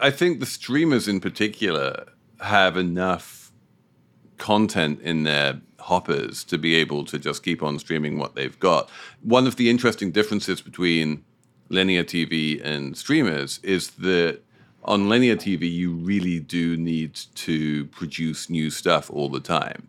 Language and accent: English; United Kingdom; as a Brit